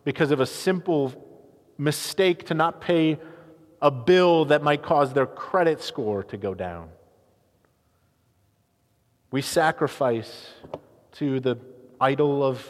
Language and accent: English; United States; as American Christians.